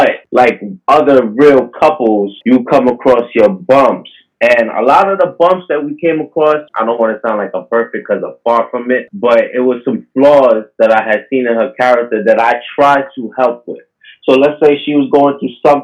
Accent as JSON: {"language": "English", "town": "New York City", "region": "New York", "country": "United States", "tie": "born or raised there", "said": "I was born and raised in Harlem. Never been anywhere."}